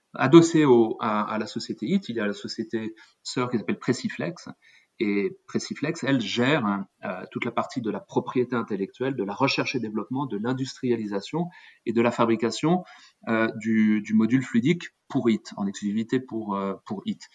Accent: eastern Paris area, Île-de-France, France; moved away as an adult; je suis euh, français d'origine, je suis né dans l'Est parisien, j'ai fait mes études en France

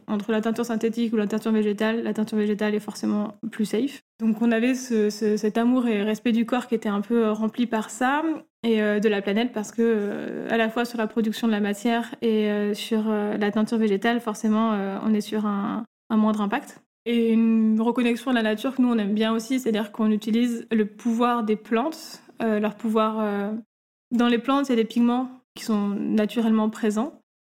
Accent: Grenoble, Auvergne-Rhône-Alpes, France; moved away as an adult; also born or lived in Paris; now in Marseille, France; D'origine, on est grenobloise

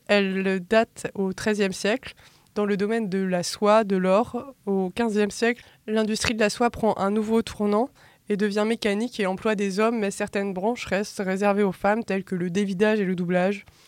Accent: Brittany, France; moi, je suis bretonne.

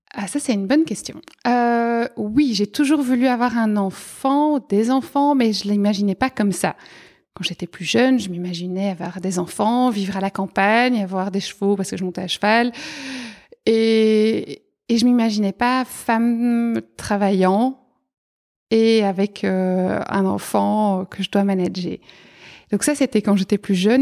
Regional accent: Arlon, Wallonia, Belgium; moved away as an adult; now in Brussels, Belgium; je suis originaire à la base d'Arlon, donc euh, vraiment à la frontière euh, Belgique-Luxembourg

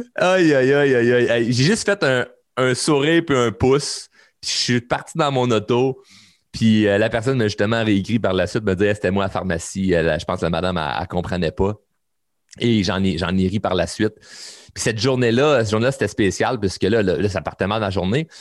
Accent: Quebec, Canada; chez nous au Québec

